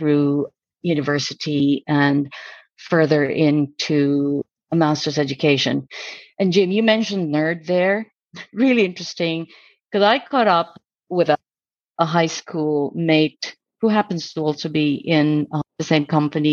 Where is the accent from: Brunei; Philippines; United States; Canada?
Philippines; I was born in the Philippines, up in the mountains, actually